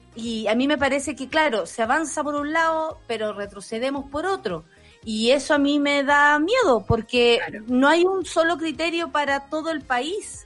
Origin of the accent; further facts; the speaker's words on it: Chile; como chilena observante